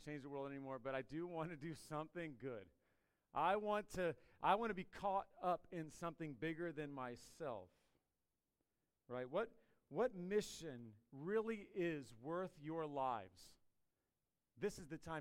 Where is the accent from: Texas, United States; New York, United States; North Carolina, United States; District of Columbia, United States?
District of Columbia, United States; Washington; now in Radford, United States; I grew up in the D.C. area, but I have called Radford home for long enough that that's where I'm from. I'm from Radford